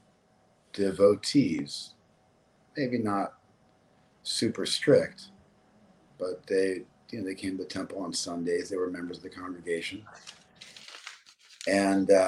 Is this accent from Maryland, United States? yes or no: no; Los Angeles, California, United States; I was born and raised in Los Angeles, and I grew up in West